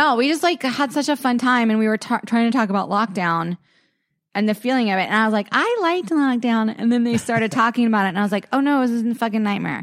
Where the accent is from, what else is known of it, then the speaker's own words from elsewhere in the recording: East Coast, United States; now in Los Angeles, United States; I grew up on the East Coast